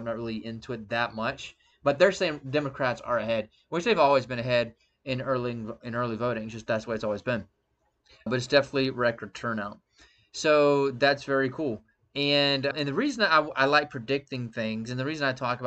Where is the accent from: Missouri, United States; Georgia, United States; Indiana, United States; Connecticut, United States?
Georgia, United States; Statesboro; Zaxby's, was created in my hometown